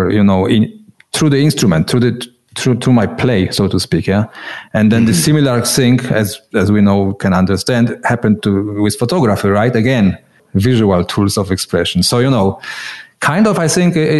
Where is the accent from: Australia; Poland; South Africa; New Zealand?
Poland; moved away as an adult; now in Switzerland; I remember those times, communist Poland, you know. I come originally from Poland, now living in Switzerland